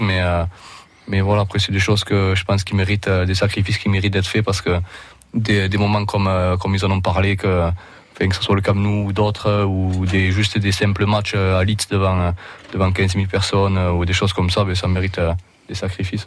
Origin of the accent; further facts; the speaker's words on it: Roussillon, Occitania, France; accent: accent d'ici (local Roussillon accent); moved away as an adult; now in England; J'ai gardé mon accent d'ici quand même